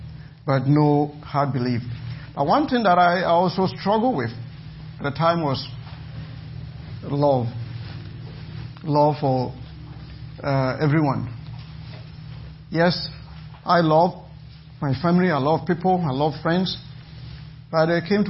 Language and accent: English; Ghana; now in Canada; I was born in Ghana, West Africa, and I came to Canada in 1988